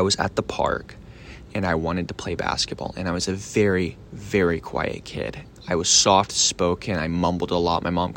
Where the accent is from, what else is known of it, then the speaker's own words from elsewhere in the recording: Richardson, Texas, United States; also born or lived in Australia; they raised me in Richardson, Texas. I grew up being homeschooled